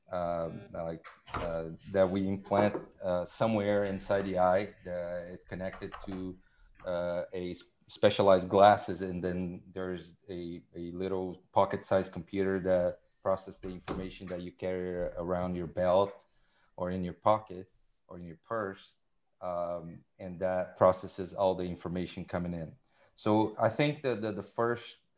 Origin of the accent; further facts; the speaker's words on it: Rio de Janeiro, Brazil; moved away as an adult; now in Montreal, Canada; I'm originally from Rio de Janeiro, Brazil.